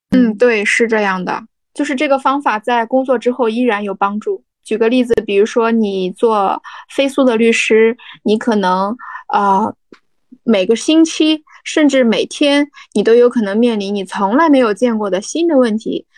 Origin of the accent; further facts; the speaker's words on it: Jinan, Shandong, China; also born or lived in Beijing / Shenzhen; 我的家乡就是全城济南，济南下面有一个小泉城，叫章丘